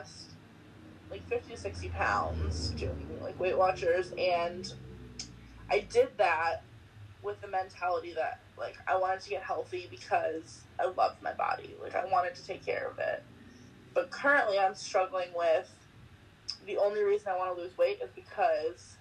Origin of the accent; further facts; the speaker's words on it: Valencia, California, United States; I grew up right near Magic Mountain in L.A. or Valencia, whatever you want to say.